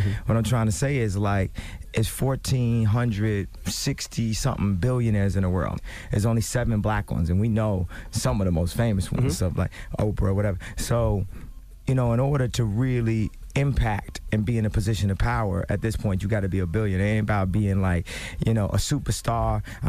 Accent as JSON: {"language": "English", "town": "Chicago", "region": "Illinois", "country": "United States", "said": "Like I said, I'm from Chicago."}